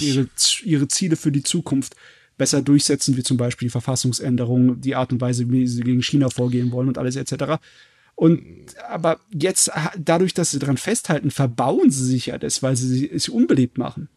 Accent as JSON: {"language": "German", "country": "Germany", "said": "bei uns in Deutschland"}